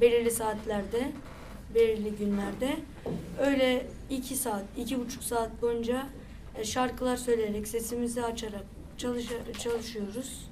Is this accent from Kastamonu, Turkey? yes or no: no; Ladik, Samsun, Turkey; Ladik'te yaşıyorum ve e, Ladikliyim.